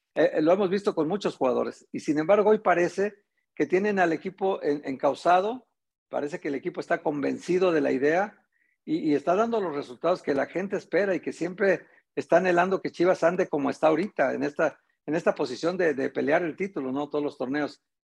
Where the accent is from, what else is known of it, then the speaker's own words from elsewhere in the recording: Guadalajara, Jalisco, Mexico; tú y yo que somos de aquí de Guadalajara